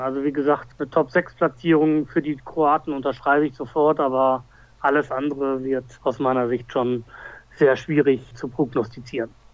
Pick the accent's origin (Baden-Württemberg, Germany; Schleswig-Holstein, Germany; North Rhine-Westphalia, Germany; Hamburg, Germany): North Rhine-Westphalia, Germany; Essen; als Essener